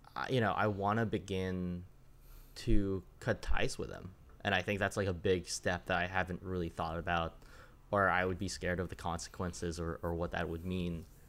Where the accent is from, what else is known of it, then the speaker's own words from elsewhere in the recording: Connecticut, United States; I grew up in Connecticut